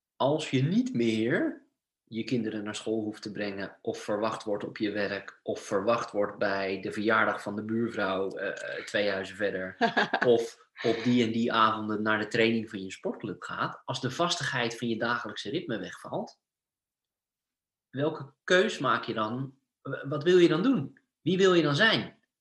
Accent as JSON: {"language": "Dutch", "town": "Sassenheim", "region": "South Holland", "country": "Netherlands", "moved": "as an adult", "lives_now": "Norway", "said": "Ik kom, eh, uit Sassenheim uit de Bollenstreek"}